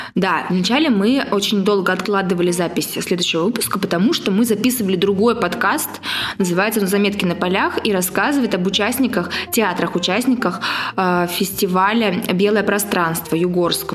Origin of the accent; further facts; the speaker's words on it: Siberia, Russia; сибирячка, провинциалка